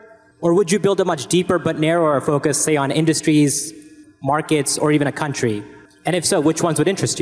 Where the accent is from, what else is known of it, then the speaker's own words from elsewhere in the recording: Mississauga, Ontario, Canada; now in New York, United States; I'm from Mississauga in Canada, and now live in New York.